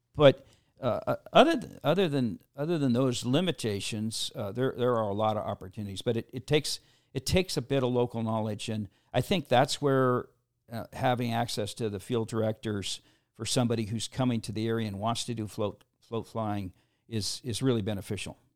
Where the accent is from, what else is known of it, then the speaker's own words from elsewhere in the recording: Seattle, Washington, United States; I grew up in the Seattle area